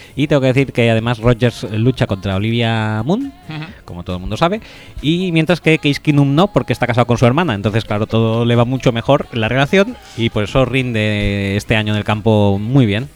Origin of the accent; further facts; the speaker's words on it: Barcelona, Catalonia, Spain; yo soy de Barcelona